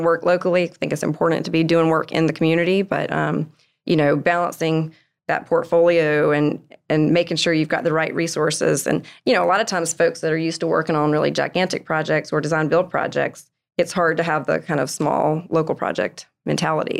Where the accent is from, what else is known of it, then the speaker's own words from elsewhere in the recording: Columbia, South Carolina, United States; now in Greenville, United States; I'm from Columbia, I lived there my whole life, went to school, moving to the upstate